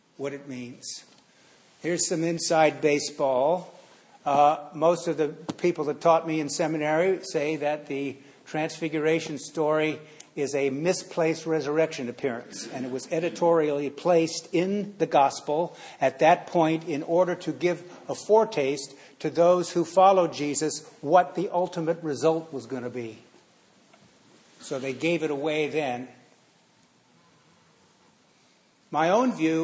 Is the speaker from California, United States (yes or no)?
yes; San Francisco, California, United States; I grew up in San Francisco, you know, the Haight-Ashbury District